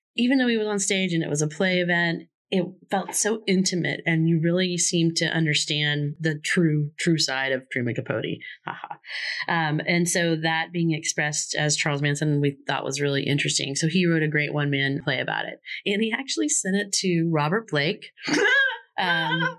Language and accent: English; Florida, United States; I'm from Florida